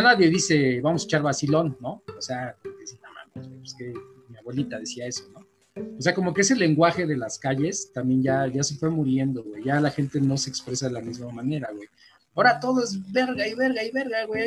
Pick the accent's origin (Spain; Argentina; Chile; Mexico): Mexico; also born or lived in Gustavo A. Madero, Mexico City; hay que apoyarnos como mexicanos